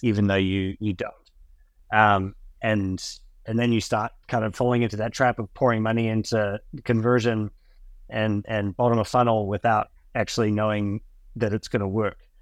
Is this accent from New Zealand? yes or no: yes; New Zealand; also born or lived in United States; I moved to New Zealand when I was eleven years old from the U S